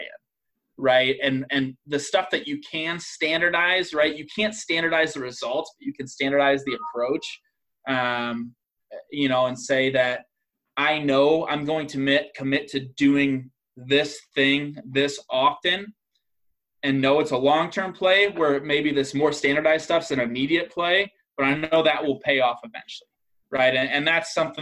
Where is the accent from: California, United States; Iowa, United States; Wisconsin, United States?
Iowa, United States; I'm from Iowa